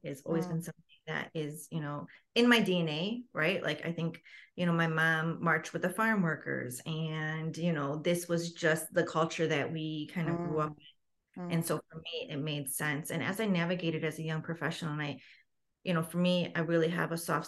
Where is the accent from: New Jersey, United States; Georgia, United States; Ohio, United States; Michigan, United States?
Michigan, United States; Detroit; now in Grand Rapids, United States; I was born and raised in Detroit, Michigan